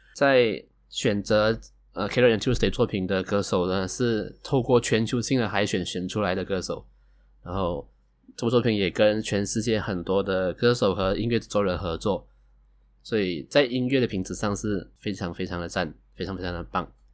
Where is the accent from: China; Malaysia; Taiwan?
Malaysia; 我是来自马来西亚的九零后上班族